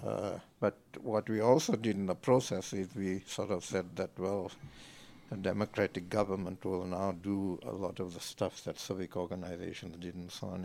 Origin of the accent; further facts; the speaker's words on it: Johannesburg, Gauteng, South Africa; born and bred Joburg.